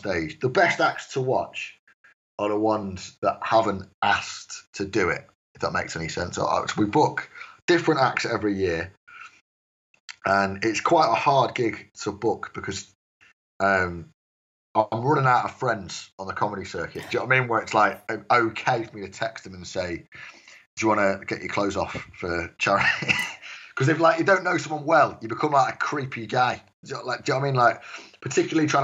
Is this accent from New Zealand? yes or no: no; Stafford, West Midlands, United Kingdom; moved away as an adult; now in Leicester, United Kingdom; I come from Stafford